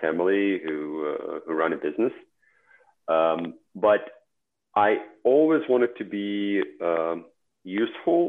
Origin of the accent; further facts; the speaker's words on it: Belarus; English is a second language; moved away as an adult; also born or lived in Honolulu, Hawaii; now in United States